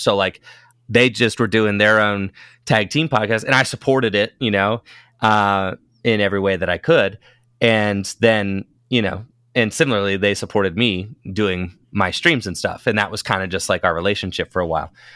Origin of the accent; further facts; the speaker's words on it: Northeast Ohio, United States; I was a player from Northeast Ohio